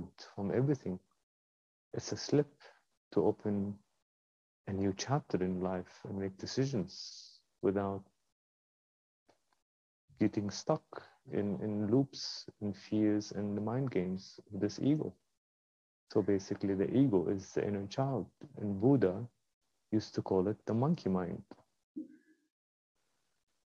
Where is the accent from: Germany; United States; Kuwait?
Kuwait; moved away as an adult; also born or lived in London, United Kingdom; I was born in Kuwait